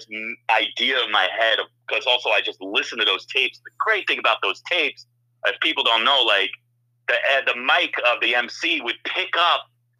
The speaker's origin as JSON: {"language": "English", "area": "Morris County", "region": "New Jersey", "country": "United States", "tie": "born or raised there", "also_born_or_lived": "New England"}